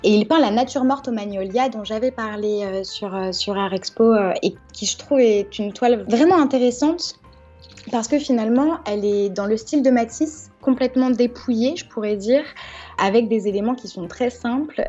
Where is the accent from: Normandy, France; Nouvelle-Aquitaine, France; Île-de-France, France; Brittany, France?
Normandy, France; Giverny; avoir passé mon enfance à Giverny